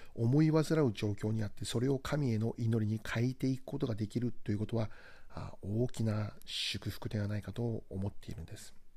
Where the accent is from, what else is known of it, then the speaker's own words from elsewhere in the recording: Hokkaido, Japan; moved away; 私は北海道出身で、えー、現在も